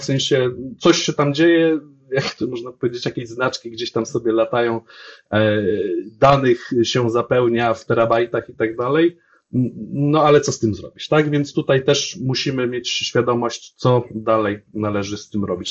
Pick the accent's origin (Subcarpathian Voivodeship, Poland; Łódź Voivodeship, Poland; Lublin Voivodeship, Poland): Łódź Voivodeship, Poland; Łódź; jestem z Łodzi